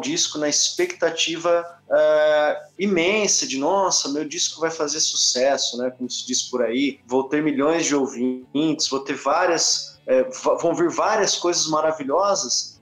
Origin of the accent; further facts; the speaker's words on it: Brazil; como brasileiro e o que eu vejo da minha nação, do país que a gente mora